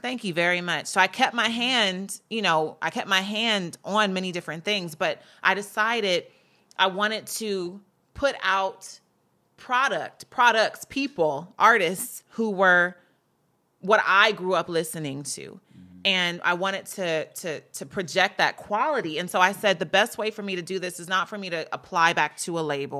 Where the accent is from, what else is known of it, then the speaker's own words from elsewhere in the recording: Gardena, California, United States; also born or lived in New York; I was raised here, so I'm more so a Cali resident or a Cali person